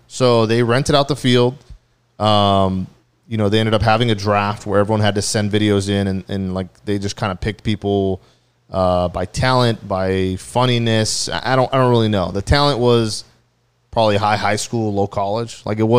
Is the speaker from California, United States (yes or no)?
yes; Orange County, California, United States; from Orange County.